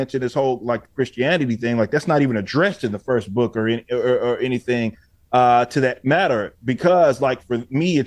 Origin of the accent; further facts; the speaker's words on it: Texas, United States; I'm from Texas. So I was like, I know Texas. I've lived North Texas, South Texas